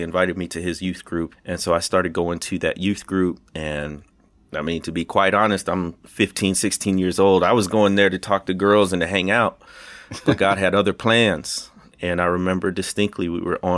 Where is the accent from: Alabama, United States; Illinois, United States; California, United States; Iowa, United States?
Illinois, United States; moved away as an adult; also born or lived in Arkansas Delta; now in Arkansas, United States; I grew up in Illinois, and it's about 30 minutes from Kenosha, Wisconsin, solidly in the Midwest, and that's where I was born and raised